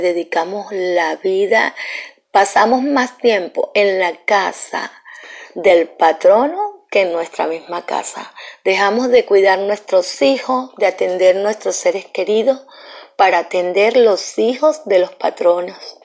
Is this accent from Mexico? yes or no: no; Venezuela; moved away as an adult; Yo soy una profesional que vengo de Venezuela